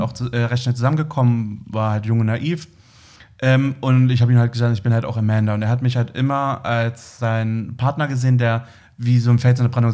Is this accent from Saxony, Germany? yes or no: yes; Leipzig, Saxony, Germany; moved away; also born or lived in Berlin; ich bin in Leipzig groß geworden